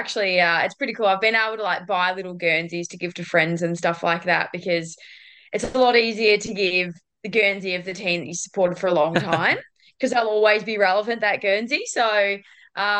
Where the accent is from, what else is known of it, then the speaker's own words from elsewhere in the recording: Ballarat, Victoria, Australia; moved away as an adult; also born or lived in Queensland / Port Adelaide; now in Geelong, Australia; I'm not actually a Queenslander. I'm actually originally from Ballarat.